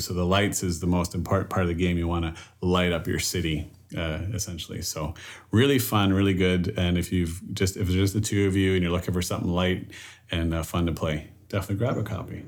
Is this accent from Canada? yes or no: yes; Canada; I was born and raised in Canada, my French ability is less